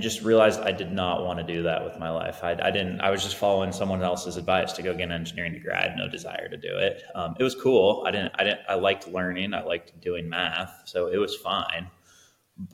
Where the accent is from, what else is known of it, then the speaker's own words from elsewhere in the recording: Salem, Oregon, United States; also born or lived in Corvallis, Oregon / Portland, Oregon; I grew up in Salem, or Kaiser, which is adjacent to Salem. Grew up here all my life, went to school in Salem